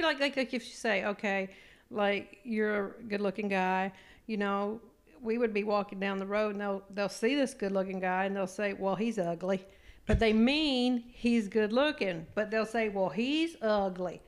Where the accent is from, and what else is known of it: Eastern Shore of Maryland, United States; born or raised there; moved away